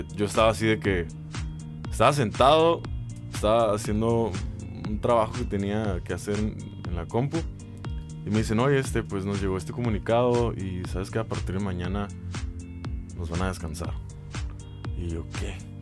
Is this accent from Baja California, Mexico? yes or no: yes; Mexicali, Baja California, Mexico; soy cachanilla 100%, nacido y criado. me encanta mi ciudad